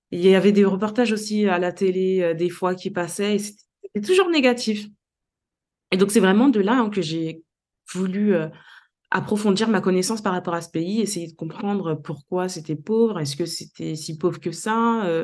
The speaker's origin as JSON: {"language": "French", "town": "Léogane", "region": "Ouest", "country": "Haiti", "tie": "born there", "also_born_or_lived": "Port-au-Prince", "said": "J'ai pu découvrir ma ville natale, Léogane, que c'était un endroit extraordinaire, les provinces haïtiennes"}